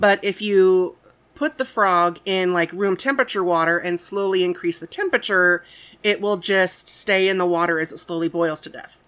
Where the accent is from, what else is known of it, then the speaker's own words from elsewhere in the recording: Midwest, United States; I've born and raised in the Midwest